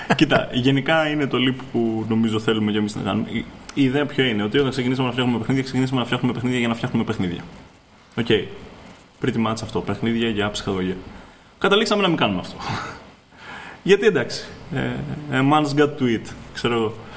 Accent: Greece; είμαι Έλληνας, φτιάχνω παιχνίδια

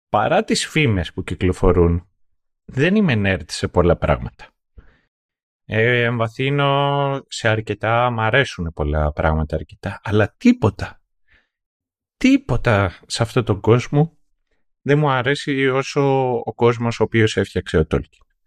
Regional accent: Greece; εγώ που μεγάλωσα στην επαρχία και το ίντερνετ στο χωριό μου δεν ήρθε μέχρι το 2013.

